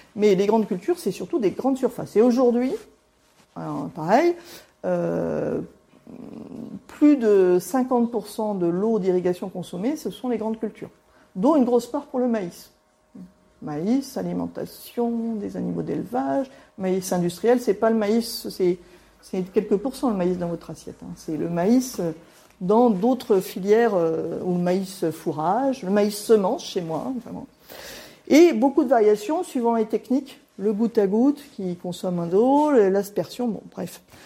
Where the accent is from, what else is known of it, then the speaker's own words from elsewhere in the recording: Nantes, Pays de la Loire, France; now in Angers, France; je suis de l'Ouest, hein, je suis de Nantes, d'origine. Ah, sécheresse de 76, j'avais 6 ans